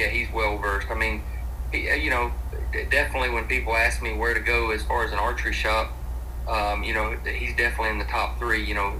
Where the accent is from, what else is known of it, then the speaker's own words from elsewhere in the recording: Douglasville, Georgia, United States; We grew up in Douglasville